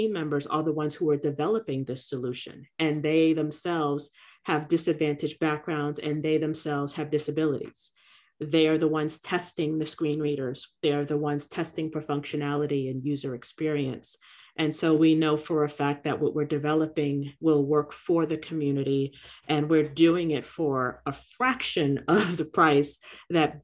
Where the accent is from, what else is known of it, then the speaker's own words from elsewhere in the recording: New York City, New York, United States; now in Florida, United States; my community growing up in Brooklyn